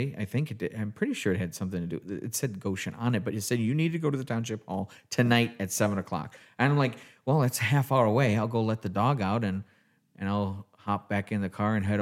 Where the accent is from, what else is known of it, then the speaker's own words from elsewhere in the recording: Lapeer, Michigan, United States; I'm from Lapeer.